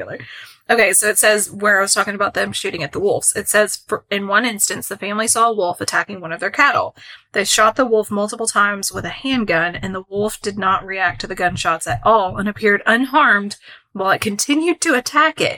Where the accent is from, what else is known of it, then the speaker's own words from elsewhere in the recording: Kentucky, United States; I'm from Kentucky